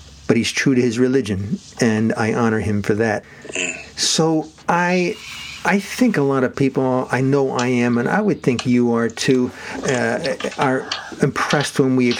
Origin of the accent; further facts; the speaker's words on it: South Orange, New Jersey, United States; the line that divided my hometown, South Orange, with the city of Newark, and there was a bakery there. Often, across the street, there was Knights of Columbus from my parish church, Our Lady of Sorrows, in South Orange, New